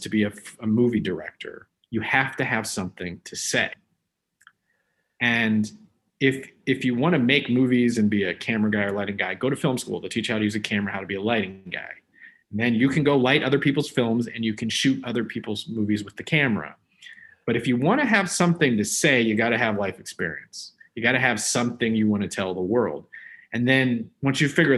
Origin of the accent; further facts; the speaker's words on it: Omaha, Nebraska, United States; I grew up in Omaha, Nebraska.